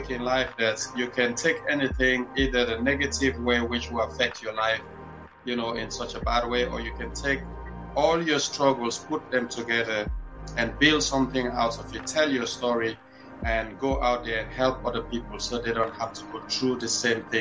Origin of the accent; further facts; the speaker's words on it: Freetown, Western Area, Sierra Leone; born there; But Tengbeh Town, where I was born, is like uh, one of the worst slum in the capital city